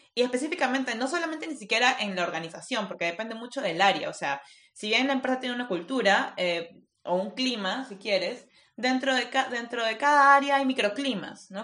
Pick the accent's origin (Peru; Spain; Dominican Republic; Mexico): Peru; soy peruana